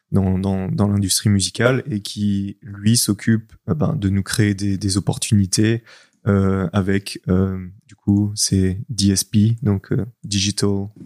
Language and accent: French; France; on est français avant tout quand même.